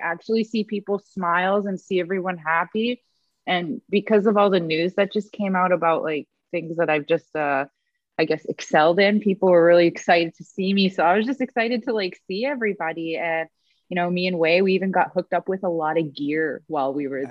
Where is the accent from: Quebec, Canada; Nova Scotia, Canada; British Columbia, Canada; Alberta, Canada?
Alberta, Canada; Edmonton; I am from Alberta. I'm from Edmonton. So obviously, I got to cheer on my hometown, the Oilers